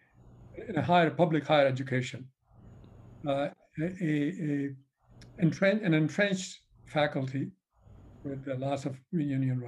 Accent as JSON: {"language": "English", "country": "India", "moved": "as an adult", "lives_now": "United States", "said": "I came from India in the 70s and for my graduate school. I just stayed here"}